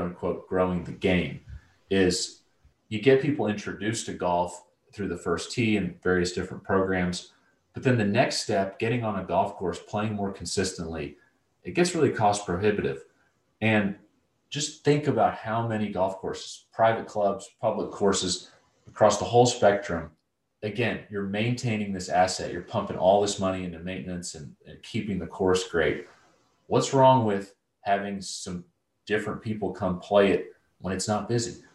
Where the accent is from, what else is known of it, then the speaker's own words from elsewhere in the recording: Atlanta, Georgia, United States; when I was 13, 14 years old, growing up in Atlanta suburbs